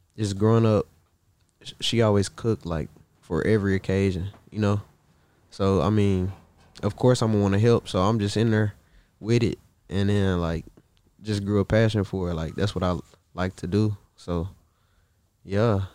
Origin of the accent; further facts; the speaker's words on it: Marshall, Texas, United States; moved away as an adult; now in Los Angeles, United States; I'm from Marshall. It's like, thirty minutes from Shreveport